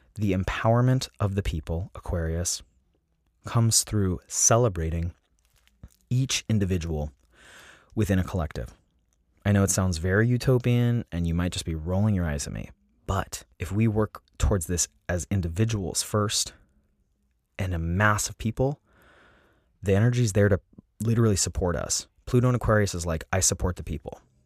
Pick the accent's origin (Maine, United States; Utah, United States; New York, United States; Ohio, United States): Utah, United States; Salt Lake City; moved away; also born or lived in San Diego; I grew up in Salt Lake City, Utah